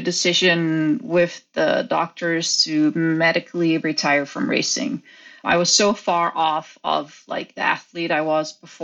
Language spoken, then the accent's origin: English; Netherlands; I grew up in the Netherlands